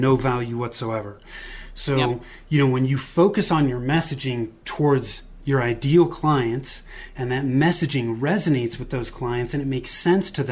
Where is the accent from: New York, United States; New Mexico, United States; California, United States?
California, United States; Bay Area, Northern; moved away as an adult; now in Denver, United States; I was born and raised in Northern California in the Bay Area, moved to the Denver area with my wife in 2008, and that's where we still are today